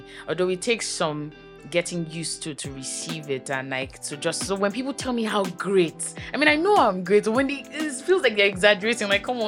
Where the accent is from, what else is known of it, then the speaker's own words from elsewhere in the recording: Lagos, Nigeria; I grew up in Aja, right from time, yes. I've always lived in Aja